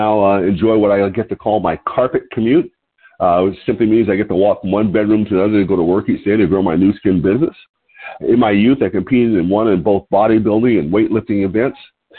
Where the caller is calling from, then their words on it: Lompoc, California, United States; I'm your host today. I'm calling you from Lompoc, California, which is 54 miles north of Santa Barbara on California's beautiful Central Coast.